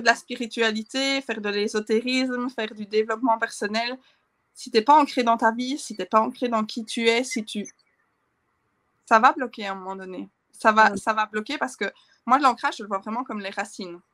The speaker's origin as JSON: {"language": "French", "country": "Belgium", "said": "chez nous en Belgique"}